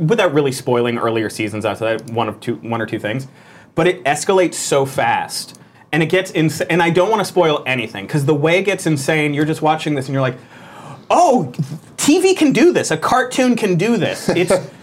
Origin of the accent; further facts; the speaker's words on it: Florida, United States; I'm from Florida.